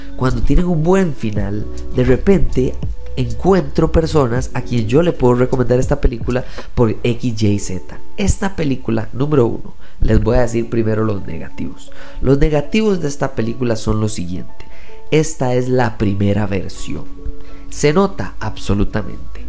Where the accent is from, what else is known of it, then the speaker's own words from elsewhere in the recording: Costa Rica; soy costarricense. Haber nacido en Costa Rica